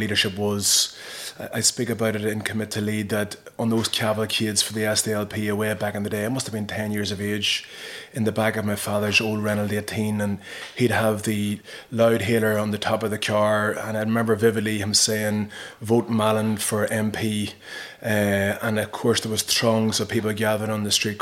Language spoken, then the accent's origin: English; Slieve Gullion, South Armagh, Northern Ireland, United Kingdom; I'm from Slievegullion in South Armagh. Grew up in the middle of the Troubles.